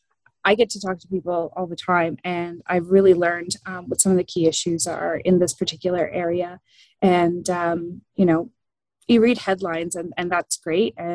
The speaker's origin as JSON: {"language": "English", "area": "Quinte area", "region": "Ontario", "country": "Canada", "tie": "born or raised there", "also_born_or_lived": "Ajax, Ontario / Toronto / Stirling, Ontario", "said": "I was born in Ajax, and I grew up in the Quinte area"}